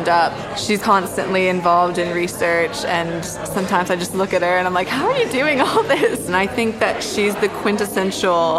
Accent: Florida, United States; moved away as an adult; now in London, United Kingdom; I am originally from Florida

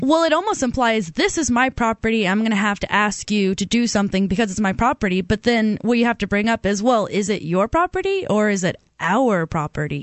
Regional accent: Auburn, Alabama, United States; Auburn, Alabama, which is my hometown

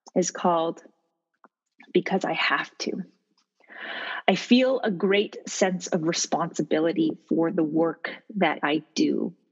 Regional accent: Halifax, Nova Scotia, Canada; I am from Halifax, Nova Scotia

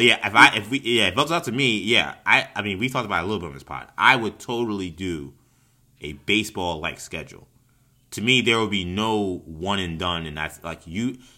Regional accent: New York, United States; as a New Yorker

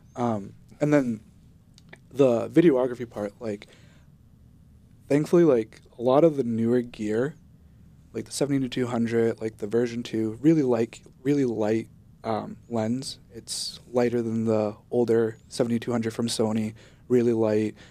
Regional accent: Guatemala; now in United States; I was born in Guatemala

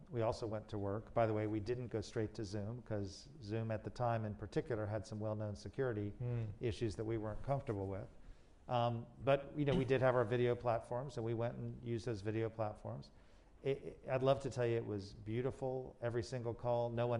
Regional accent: Miami, Florida, United States; I grew up in Miami and we had Savings of America.

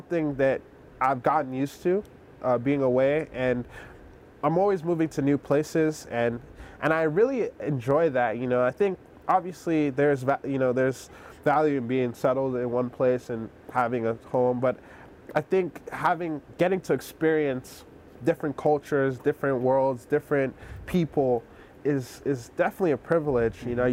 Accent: Nigeria; moved away; also born or lived in South Carolina / New Jersey; I grew up in Nigeria, I lived in South Carolina, then lived in Rutgers, Jersey

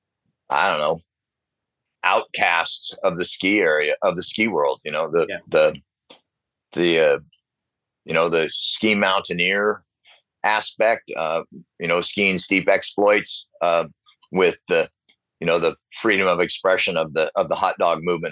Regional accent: South Lake Tahoe, California, United States; I grew up in South Lake Tahoe, so I was exposed to all the hot dogging of the 70s

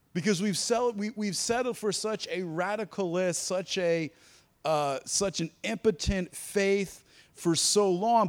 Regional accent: East Coast, United States; moved away as an adult; also born or lived in North Carolina; I grew up on the East Coast

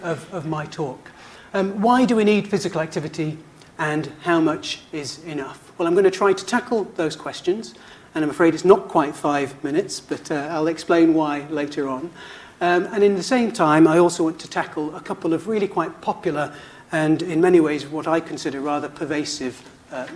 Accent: United Kingdom; moved away as an adult; Being British

